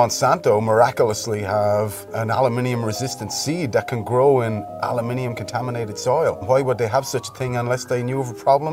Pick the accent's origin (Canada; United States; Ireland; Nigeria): Ireland; County Wexford, Leinster; I'm from County Wexford, which is known as the sunny southeast in Ireland